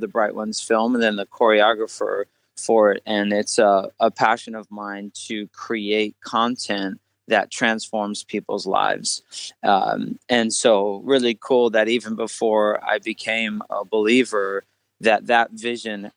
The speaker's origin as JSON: {"language": "English", "region": "New Jersey", "country": "United States", "tie": "born or raised there", "said": "I'm actually grew up in New Jersey. I'm from the East Coast"}